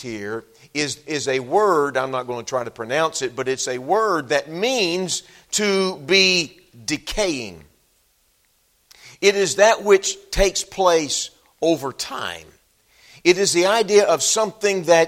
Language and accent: English; Texas, United States; moved away as an adult; I'm a Texan. Grew up in Texas